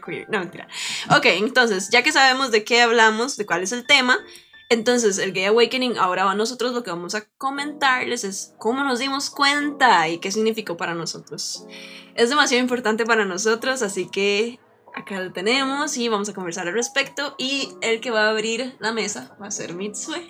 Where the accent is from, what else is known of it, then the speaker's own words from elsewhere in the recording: Turrialba, Cartago, Costa Rica; yo nací, bueno, en Turrialba, Costa Rica, pero siempre viví en un lugar muy, muy rural. Yo soy de, originaria ahí de 3X